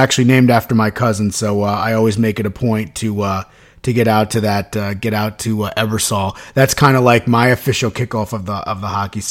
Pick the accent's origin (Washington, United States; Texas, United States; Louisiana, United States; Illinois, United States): Illinois, United States; Chicago; moved away; I'm from Chicago originally